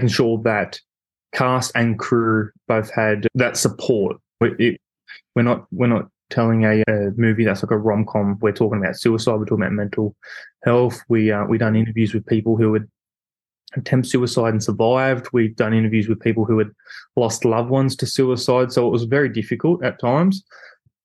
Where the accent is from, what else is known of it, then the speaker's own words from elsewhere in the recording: Newcastle, New South Wales, Australia; we're both from Newcastle